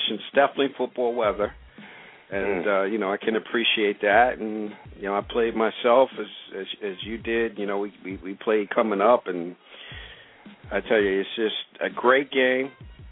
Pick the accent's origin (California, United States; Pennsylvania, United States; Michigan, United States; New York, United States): New York, United States; Brentwood; Brentwood, Long Island, New York, baby. That's where Mr. Gary Brown is from my hometown